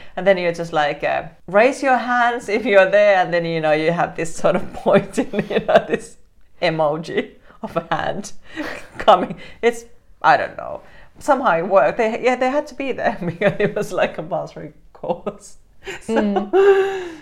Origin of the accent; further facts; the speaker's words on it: Helsinki, Uusimaa, Finland; I grew up in Helsinki